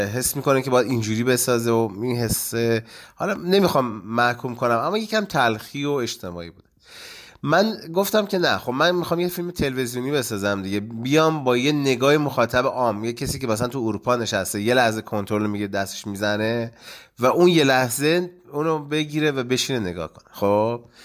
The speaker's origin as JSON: {"language": "Persian", "town": "Gachsaran", "region": "Kohgiluyeh and Boyer-Ahmad", "country": "Iran", "tie": "born or raised there", "also_born_or_lived": "Khuzestan", "said": "چون من توی اشایر دنیا آمدم پدرم شرکت نفتی بود و ما دیگه اومدیم مثلا خوزستان یه مدتی بودیم بعد دیگه اومدیم گشسران"}